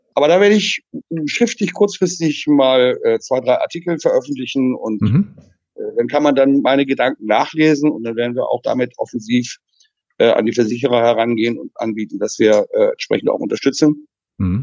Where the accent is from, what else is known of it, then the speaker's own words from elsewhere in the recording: Friesland, near Jever, Lower Saxony, Germany; now in Netherlands; ich bin in Friesland geboren